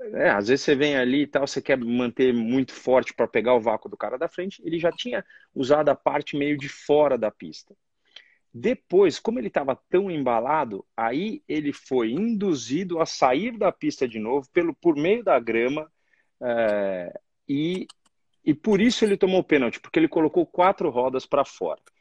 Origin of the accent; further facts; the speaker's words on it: Brazil; como brasileiro